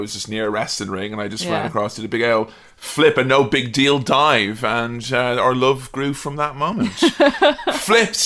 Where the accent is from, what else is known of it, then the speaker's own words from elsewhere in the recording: Westmeath, Ireland; also born or lived in Dublin; When I was a kid, I used to get bullied when I went to big school in Dublin because I was from Westmeath